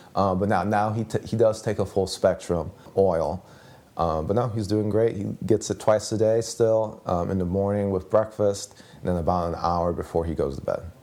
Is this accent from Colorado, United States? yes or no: no; Chicago, Illinois, United States; I'm from the Chicagoland area, but it's two one nine